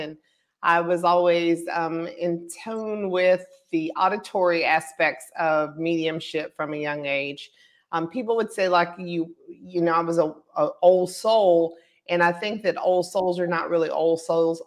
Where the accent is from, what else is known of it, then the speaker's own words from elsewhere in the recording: Pensacola, Florida, United States; I was born in Pensacola